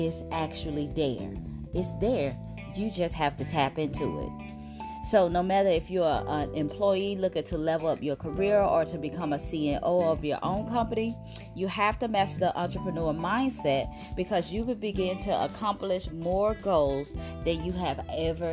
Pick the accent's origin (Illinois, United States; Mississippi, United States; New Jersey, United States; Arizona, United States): Mississippi, United States; South; Growing up in South Mississippi, everything was working in a factory